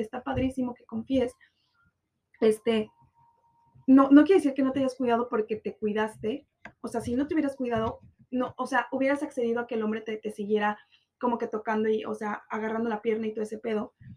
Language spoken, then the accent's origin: Spanish; Guadalajara, Jalisco, Mexico; now in Cancún, Mexico; amigos de mi, de mi tierra